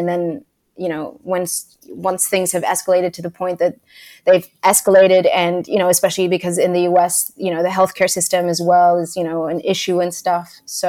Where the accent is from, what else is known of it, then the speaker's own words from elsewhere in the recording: Lisbon, Portugal; born there; So I was born in Lisbon. Yeah, in Lisbon, Portugal. It's the capital of Portugal.